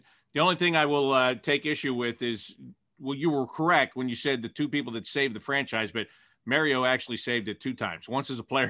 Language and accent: English; Pittsburgh, Pennsylvania, United States; I come from the Pittsburgh area.